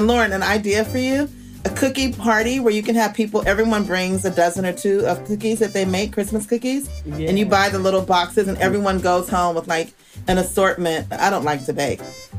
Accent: California, United States; we're from California, so we always want Mexican.

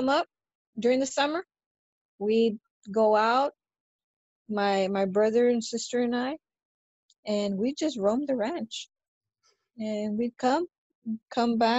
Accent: Kingsville, Texas, United States; moved away as an adult; now in Mission, United States; I'm originally from Kingsville. And I was born and raised there. I grew up on a farm, which I loved

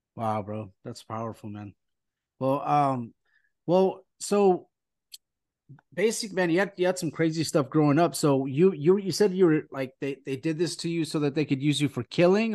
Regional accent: California, United States; we're, we're from California

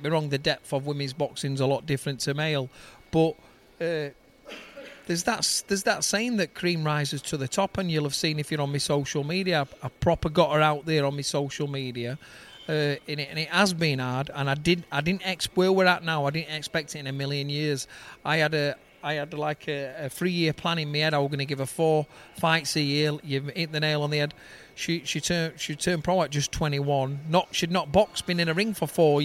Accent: Denaby Main, Yorkshire and the Humber, United Kingdom; we're from Derryby Main, and it's a little pit village, a council estate

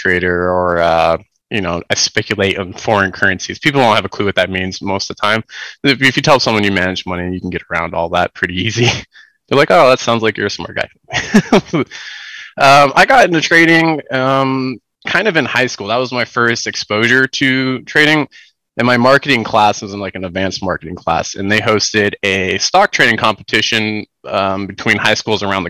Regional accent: United States; I'm from the United States. I'm on the West Coast

